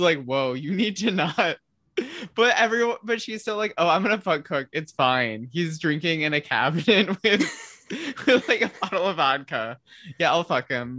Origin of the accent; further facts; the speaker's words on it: Midwest, United States; I'm from the Midwest of the s-, States